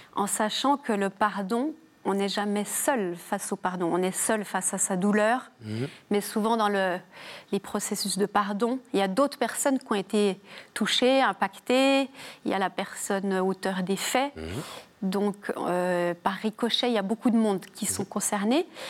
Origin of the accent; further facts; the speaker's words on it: Jura, Bourgogne-Franche-Comté, France; accent: petit accent chantant (Jura); viens du Jura. Et euh, proche de la Suisse, j'ai hérité de, du petit accent chantant